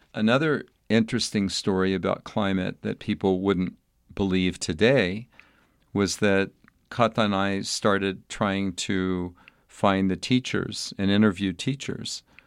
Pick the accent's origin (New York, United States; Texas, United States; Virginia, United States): Texas, United States; El Paso; moved away as an adult; also born or lived in Albuquerque, New Mexico; young boy growing up in El Paso, Texas